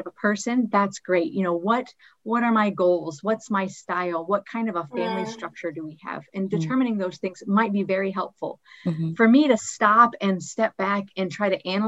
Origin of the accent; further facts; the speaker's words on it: United States; moved away as an adult; now in Ghana; we are American missionaries living in Ghana for the past 14 years